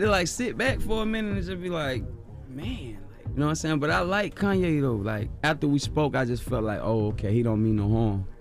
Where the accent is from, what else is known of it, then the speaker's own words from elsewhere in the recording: Compton, California, United States; I'm from Bompton. I'm from California, Bompton